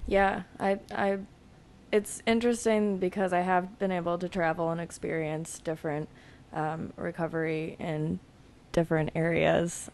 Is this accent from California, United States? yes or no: no; suburbs outside Philadelphia, Pennsylvania, United States; I grew up outside of Philadelphia in the suburbs